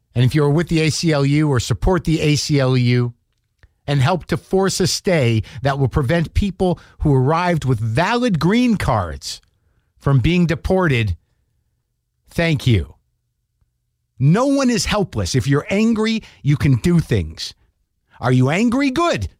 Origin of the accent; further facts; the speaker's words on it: United States; as an American